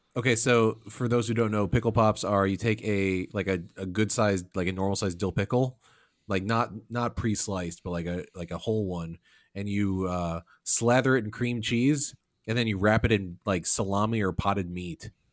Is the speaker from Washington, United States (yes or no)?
no; Illinois, United States; we're all from the Midwest, from Illinois